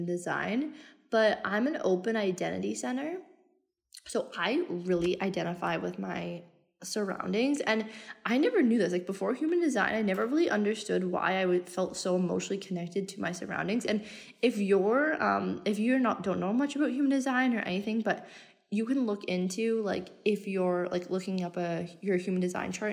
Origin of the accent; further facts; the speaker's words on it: Canada; moved away as an adult; also born or lived in Australia; now in Bali, Indonesia; I'm Canadian. I left in 2018 and I haven't been home since